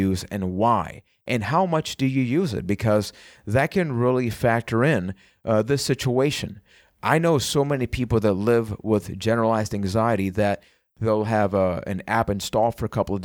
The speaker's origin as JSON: {"language": "English", "country": "Puerto Rico", "second_language": "English", "said": "I am from Puerto Rico"}